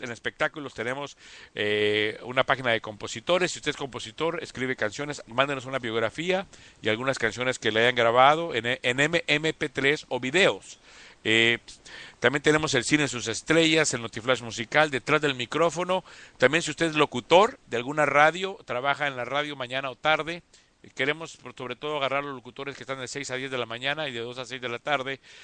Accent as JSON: {"language": "Spanish", "country": "Costa Rica", "said": "Costa Rica, que es mi tierra"}